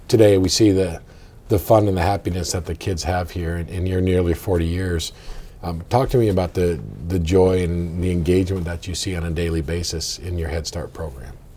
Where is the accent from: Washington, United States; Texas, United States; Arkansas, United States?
Washington, United States; Orchards; also born or lived in Olympia, Washington; we moved from Olympia to to Orchards right up the road